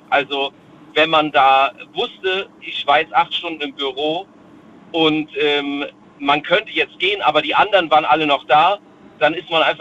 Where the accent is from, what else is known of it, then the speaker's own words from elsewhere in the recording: Rhineland-Palatinate, Germany; Ähm, ich komme aus der Nähe von Worms.